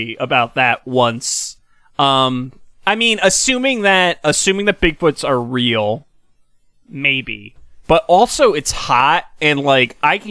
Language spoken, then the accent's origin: English; Kingston, New York, United States; I grew up in Kingston, so that's the city of Kingston.